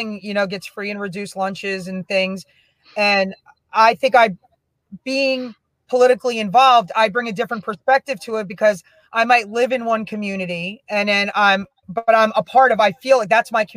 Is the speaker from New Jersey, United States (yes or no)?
yes; Union, New Jersey, United States; also born or lived in Springfield, New Jersey; growing up in Union, I just had some really amazing teachers during my childhood